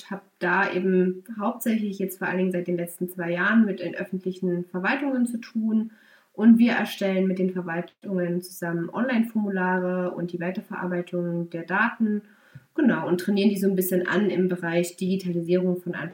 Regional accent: Saxony, Germany; bin aufgewachsen in Sachsen und bin nach verschiedenen Auslandsaufenthalten ähm, in Bayern erstmal gelandet, habe dort studiert.

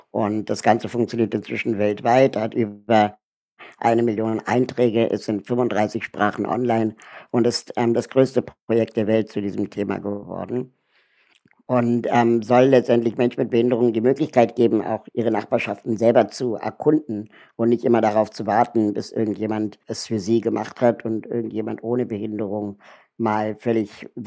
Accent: Berlin, Germany; Ich bin 41 Jahre alt äh, und lebe in Berlin ähm, bin hier auch aufgewachsen

